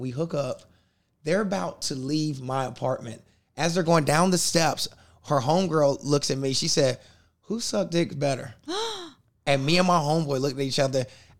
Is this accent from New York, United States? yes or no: no; South Carolina, United States; moved away; also born or lived in Louisiana; I'm like South Carolina.